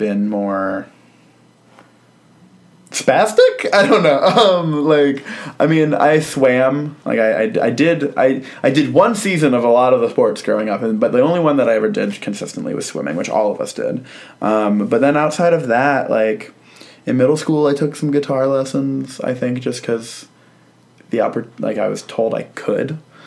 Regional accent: Sterling, Virginia, United States; I'm from Sterling, Virginia. And same hometown as Patton Oswalt

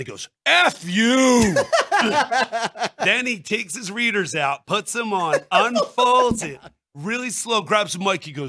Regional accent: New Jersey, United States; I'm from New Jersey.

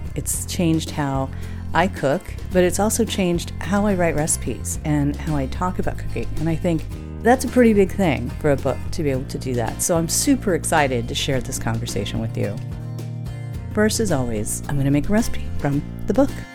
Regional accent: Michigan, United States; I grew up in Michigan

